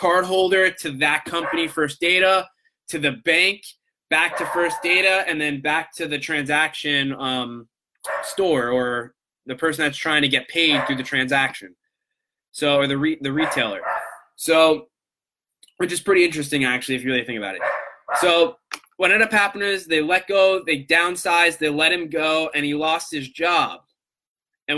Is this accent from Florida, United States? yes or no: yes; Coral Springs, Florida, United States; also born or lived in Long Island, New York; I grew up in South Florida in the Coral Springs area